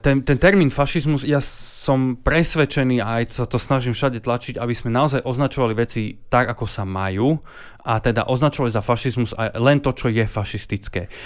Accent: Slovakia

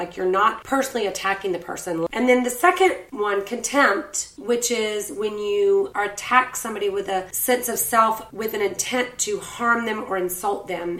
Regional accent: Savannah, Georgia, United States; my hometown peeps in Savannah.

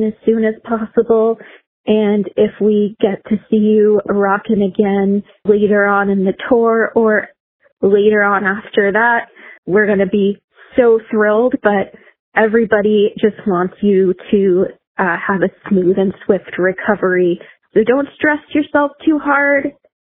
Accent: New York City, New York, United States; now in Westchester, United States; I'm from Brooklyn, living in Westchester now

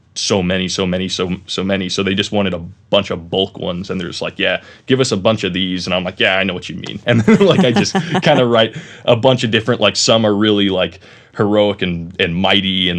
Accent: Roseville, California, United States; also born or lived in Laguna Niguel, California; now in Mission Viejo, United States; I was born in Northern California in a city called Roseville. It's a little tiny area north of Sacramento, Granite Bay, kind of on Folsom Lake, but cool area. But I lived there until I was about 11

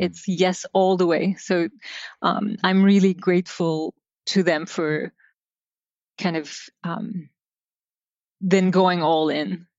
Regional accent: Izmir, Turkey; I grew up in Turkey, uh, in a port city by the name of Izmir, by the Aegean.

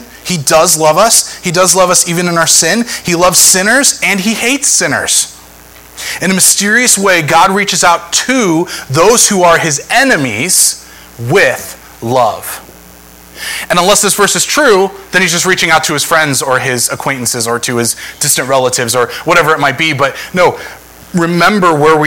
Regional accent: Northeast Ohio, United States; I'm from Northeast Ohio

